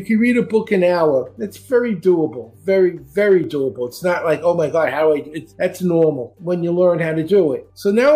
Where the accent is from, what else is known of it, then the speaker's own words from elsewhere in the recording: New York City, New York, United States; now in Florida, United States; I grew up in Brooklyn.